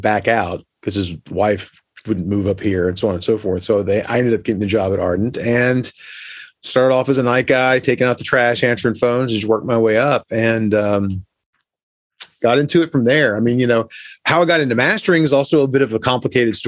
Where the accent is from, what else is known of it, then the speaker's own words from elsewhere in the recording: Orlando, Florida, United States; I grew up in Orlando